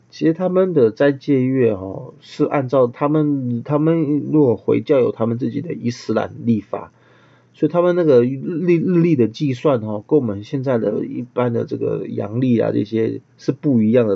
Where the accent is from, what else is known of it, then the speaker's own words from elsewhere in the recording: Taiwan; 我们台湾人